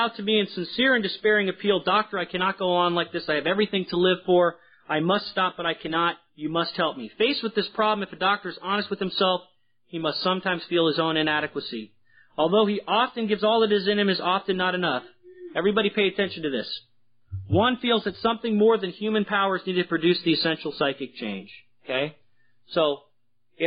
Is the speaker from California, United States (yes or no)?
yes; San Francisco, California, United States; I was from San Francisco